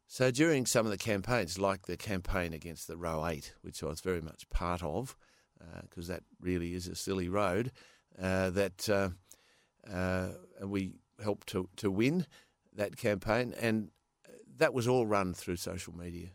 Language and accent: English; Perth, Western Australia, Australia; also born or lived in California; I was born in Perth.